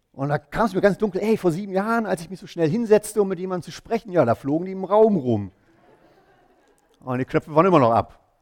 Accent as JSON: {"language": "German", "region": "East Germany", "country": "Germany", "tie": "born or raised there", "moved": "as an adult", "said": "wir sind, meine Frau und ich, wir sind zusammen in Ostdeutschland aufgewachsen"}